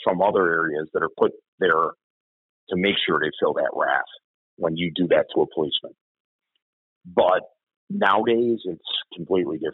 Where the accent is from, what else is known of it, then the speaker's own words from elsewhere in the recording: Chicago, Illinois, United States; When I grew up in Bridgeport, we hung on the corners.